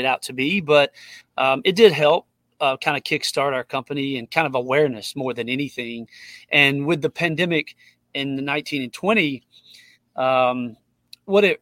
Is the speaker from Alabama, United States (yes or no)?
yes; Tuscaloosa, Alabama, United States; I grew up here in Tuscaloosa